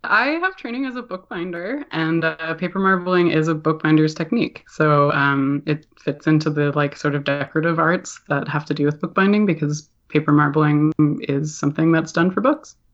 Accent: Toronto, Ontario, Canada; moved away as an adult; now in Halifax, Canada; I'm from Toronto

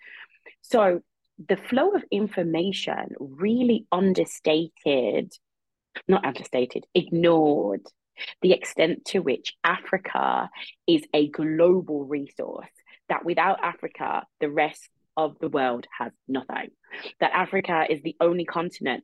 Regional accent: United Kingdom; being a Brit Jamaican

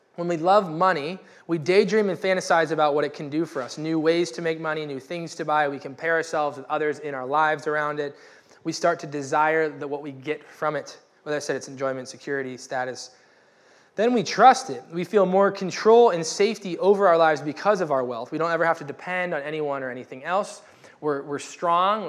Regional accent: United States; I am a American white male

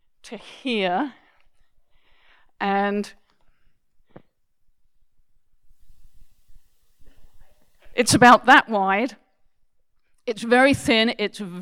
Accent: United Kingdom; now in Canada; being British

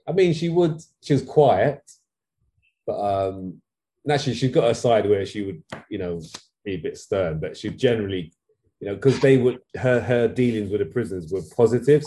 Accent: London, United Kingdom; I grew up in East London, Walthamstow

